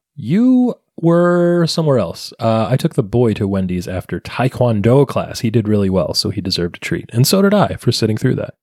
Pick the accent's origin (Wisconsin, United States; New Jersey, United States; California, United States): New Jersey, United States; now in North Jersey, United States; when I was a kid growing up in South Jersey